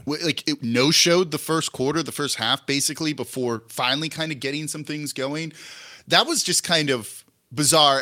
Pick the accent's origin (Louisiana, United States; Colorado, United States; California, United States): California, United States; Los Angeles; now in New Orleans, United States; I'm from Los Angeles originally. My entire family still lives out there